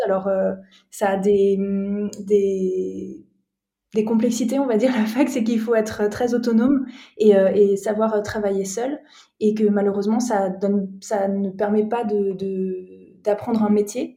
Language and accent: French; Strasbourg, Grand Est, France; moved away as an adult; now in Marseille, France; je suis alsacienne de base, je suis née à Strasbourg